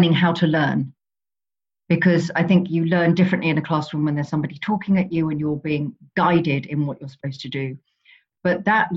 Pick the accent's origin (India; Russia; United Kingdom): United Kingdom; Chichester, South East England; in Chichester Library, where, you know, I still do quite a lot of events there. It's my hometown. It's where I grew up.